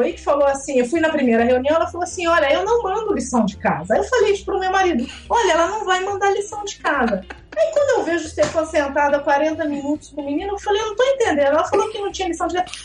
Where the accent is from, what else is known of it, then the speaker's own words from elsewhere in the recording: Brazil; first language Portuguese; moved away; eu sou brasileira, que eu não sou daqui